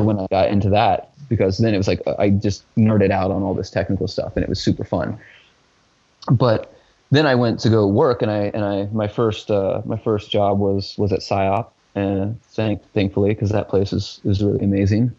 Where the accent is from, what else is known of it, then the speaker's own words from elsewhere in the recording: Richmond, Indiana, United States; in my hometown, uh, which is Richmond, Indiana